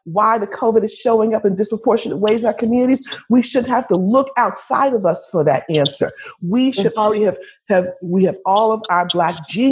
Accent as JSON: {"language": "English", "town": "Washington", "region": "District of Columbia", "country": "United States", "tie": "born or raised there", "moved": "as an adult", "lives_now": "Prince George's County, United States", "said": "I grew up in Washington, D.C., Southeast, but yet I live a Prince George's life."}